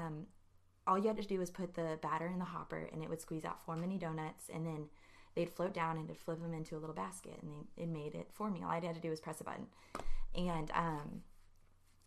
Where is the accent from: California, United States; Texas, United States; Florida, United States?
Texas, United States; New Braunfels; moved away as an adult; now in College Station, United States; I'm from New Braunfels.